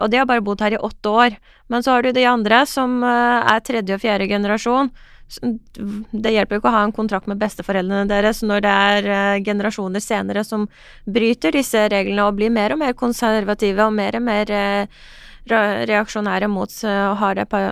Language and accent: Norwegian; Iran; now in Norway; den reisen min fra Iran til Norge